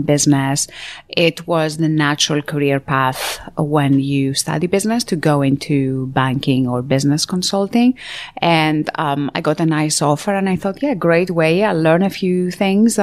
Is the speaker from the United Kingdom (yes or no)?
no; Greece; moved away; I was born and raised in a tiny island back in Greece, where I'm from.